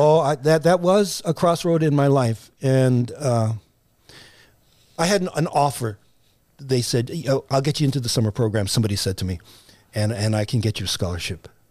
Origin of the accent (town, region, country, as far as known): United States; born or raised there